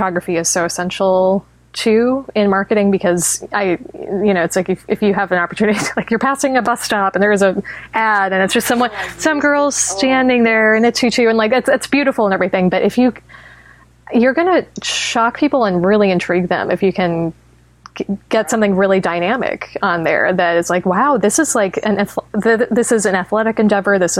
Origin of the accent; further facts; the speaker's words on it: Tucson, Arizona, United States; growing up in Tucson